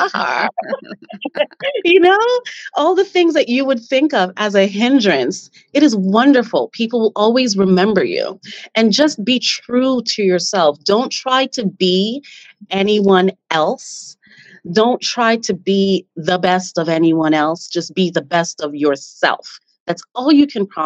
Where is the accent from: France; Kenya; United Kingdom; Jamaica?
Jamaica; now in Canada; I'm from Jamaica and we are a proud people